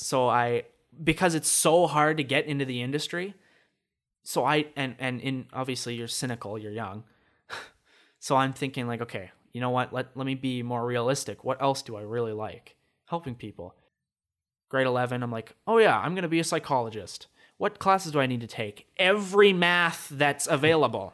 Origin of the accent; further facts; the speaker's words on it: Regina, Saskatchewan, Canada; in grade three, I moved from Saskatoon to Regina. Complete change for me. So, grade four through to halfway through grade seven, I lived in Regina